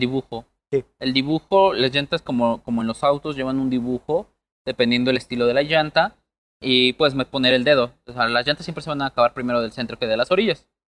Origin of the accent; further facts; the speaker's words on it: Mexico; Somos mexicanos